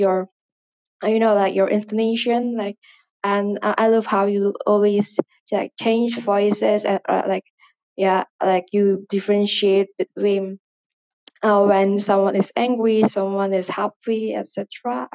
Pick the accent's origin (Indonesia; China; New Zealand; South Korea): Indonesia; first language Indonesian; English is a second language; English is not my mother tongue. As I've said before, I'm from Indonesia, so Indonesian is my first language and obviously my mother tongue.